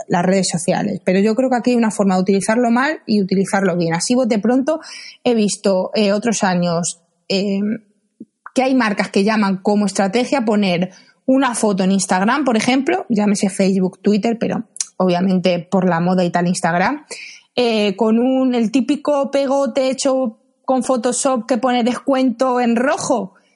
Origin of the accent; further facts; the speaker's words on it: Madrid, Community of Madrid, Spain; soy de Madrid